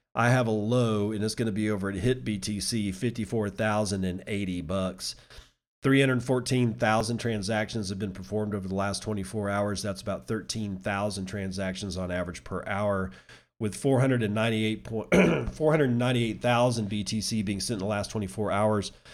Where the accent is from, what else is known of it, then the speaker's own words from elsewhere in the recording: United States; as an American citizen